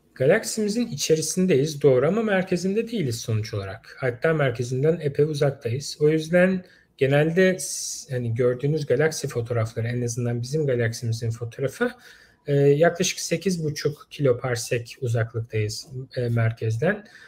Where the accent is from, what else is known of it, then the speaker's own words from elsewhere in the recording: Istanbul, Turkey; moved away as an adult; also born or lived in Ankara; Yani ben doğma büyüme İstanbul'duydum.